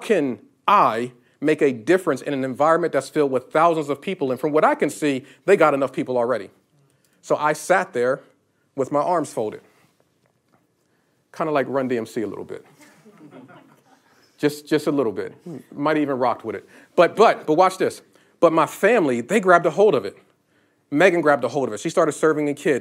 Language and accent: English; Northeast, United States; moved away as an adult; now in Florida, United States; I'm from the Northeast.